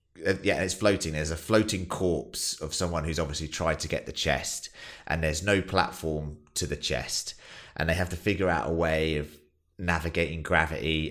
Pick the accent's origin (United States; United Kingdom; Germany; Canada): United Kingdom; as British people